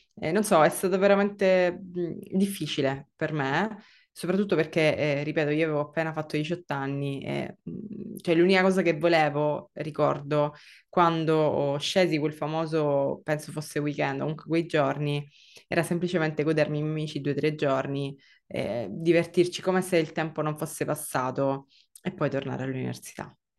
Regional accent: Sicily, Italy; moved away as an adult; also born or lived in Milan; io tra l'altro sono siciliana

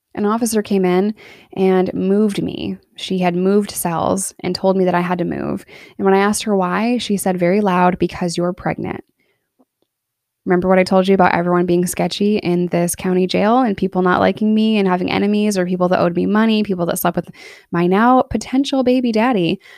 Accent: New York, United States; now in Arkansas, United States; I'm in Arkansas here, but I was born and raised in New York

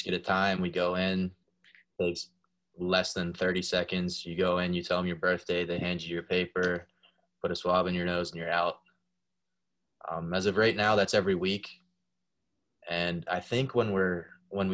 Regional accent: Pittsburgh, Pennsylvania, United States; I'm from Pittsburgh

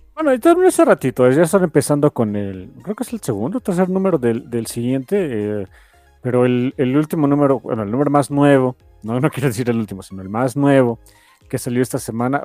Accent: Mexico; somos un país pobre.

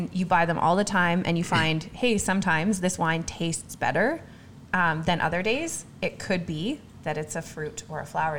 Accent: Regina, Saskatchewan, Canada; growing up in Regina

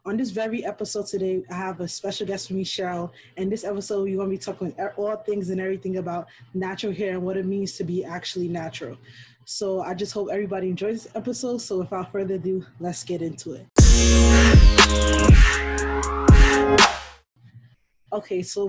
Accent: Ghana; I'm African, I'm from Ghana

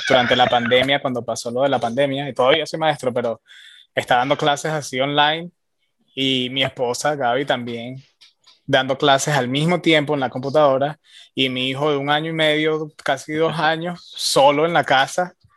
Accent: Venezuela; also born or lived in Miami; now in Austin, United States

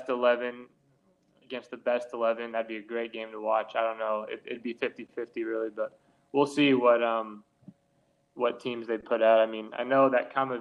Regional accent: United States

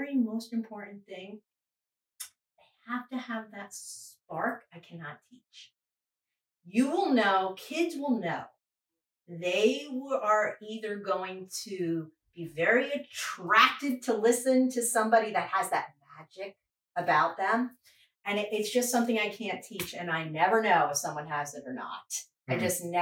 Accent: New York, United States; also born or lived in Fayetteville, North Carolina; now in Fuquay-Varina, United States; I'm from New York and I'm from the Northeast

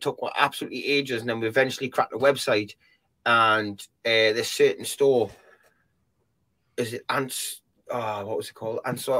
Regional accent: Newcastle upon Tyne, North East England, United Kingdom; I'm a Geordie, mate. Honestly, I take the piss out of everything.

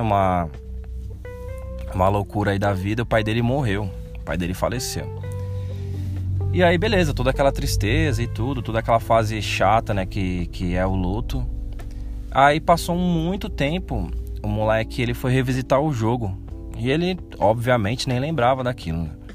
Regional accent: Brazil; como bom brasileiro

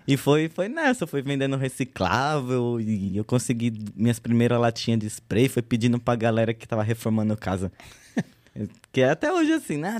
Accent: São Paulo, Brazil; also born or lived in Uberlândia; Eu sou da Zona Norte, falando da, da galera da Zona Norte. Zona pá, Norte. Falei, não, é. sou da Zona Norte. Cresci na região ali da divisa com Guarulhos, fundão do Tucuruvi.

